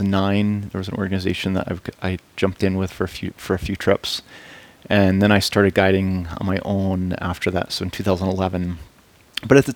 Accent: Massachusetts, United States; moved away as an adult; also born or lived in North Carolina / Boulder; So yeah, I grew up in Massachusetts.

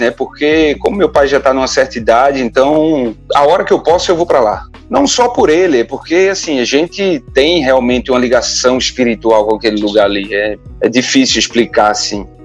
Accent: Arapiraca, Alagoas, Brazil; Velho, eu sou alagoano, né? Eu nasci em Arapiraca, Alagoas. Na minha época de menino, lá era terra do fumo.

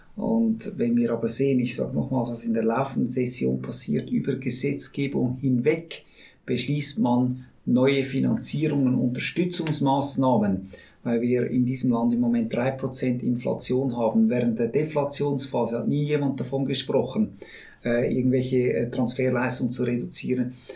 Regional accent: Switzerland; wir Schweizer und Schweizerinnen

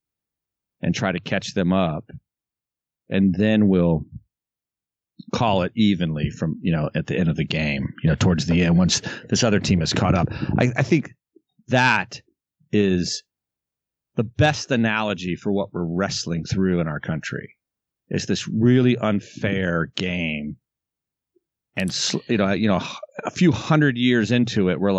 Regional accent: the South, United States; I was raised in the South in an incredibly progressive family

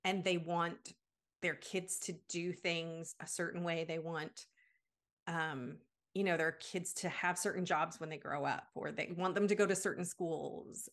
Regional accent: Canada; moved away as an adult; also born or lived in United States / Germany / Indonesia; I'm from Canada

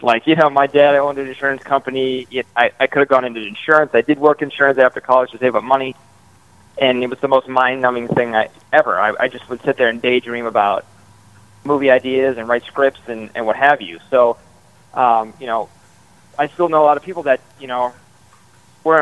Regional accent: Minnesota, United States; we grew up in Minnesota

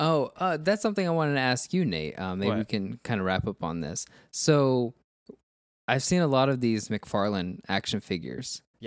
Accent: Miami, Florida, United States; In Miami, when I was growing up in Miami, those were everywhere.

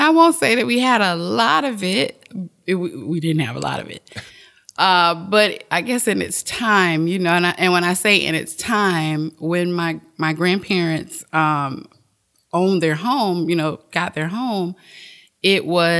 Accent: Delray Beach, Florida, United States; Delray. Okay. Delray Beach is definitely my hometown. That's where my roots are, I guess.

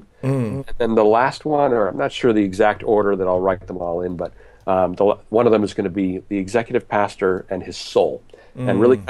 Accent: Canada; or as you would say, resources as a Canadian, for executive pastors.

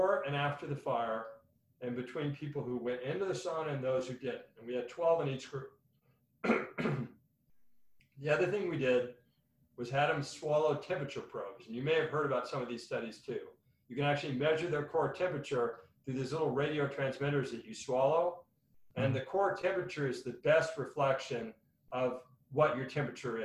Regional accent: the Northwest, Pacific Northwest, United States; now in Arizona, United States; I was from the Northwest

